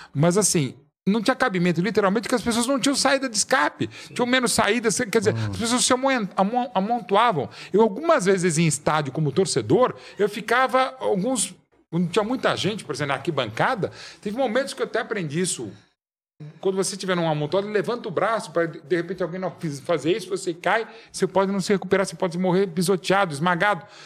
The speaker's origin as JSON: {"language": "Portuguese", "region": "São Paulo", "country": "Brazil", "tie": "born or raised there", "said": "centro da cidade de São Paulo, que é a cidade uhum. onde eu nasci"}